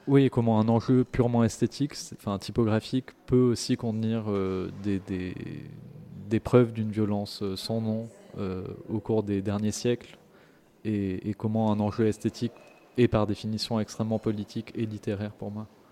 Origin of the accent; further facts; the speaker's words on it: Paris, Île-de-France, France; j'ai grandi, à, j'ai grandi à Paris, donc c'est l'endroit où l'accent devient la norme